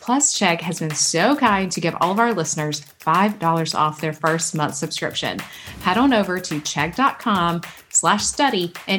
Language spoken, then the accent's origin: English; Georgia, United States; growing up in Georgia